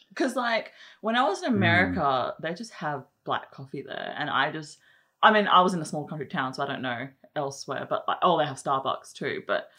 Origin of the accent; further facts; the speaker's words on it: Australia; you can't just simply plonk it in Australia because we're not American in the way we drink coffee